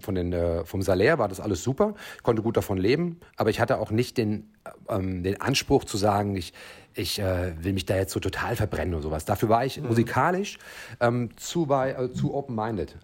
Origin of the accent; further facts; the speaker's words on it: Frankfurt, Hesse, Germany; Ich komme ja eigentlich aus Frankfurt